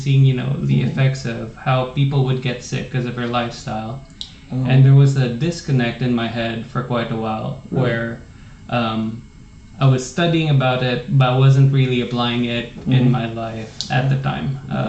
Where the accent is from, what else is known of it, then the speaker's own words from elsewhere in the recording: Philippines; now in United States; There are a lot of things I think that are taken for granted both ways. Really? You know, there were things back home where you would consider them luxuries here.